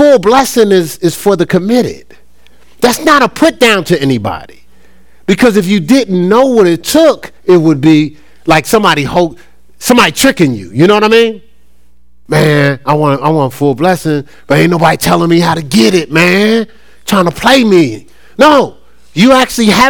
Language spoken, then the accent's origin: English; Newark, New Jersey, United States; growing up in my hometown in Newark